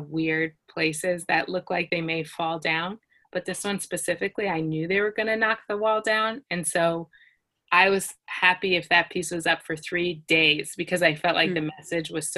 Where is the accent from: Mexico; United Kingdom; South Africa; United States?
United States; moved away as an adult; now in Israel; I'm from the United States